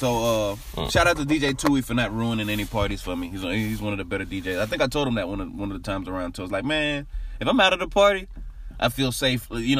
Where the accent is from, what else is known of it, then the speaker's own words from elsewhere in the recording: Nashville, Tennessee, United States; I grew up in Nashville